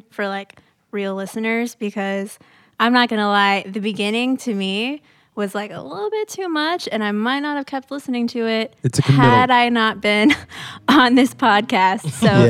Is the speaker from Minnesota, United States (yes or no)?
no; Atlanta, Georgia, United States; They're from my hometown of Atlanta, Georgia.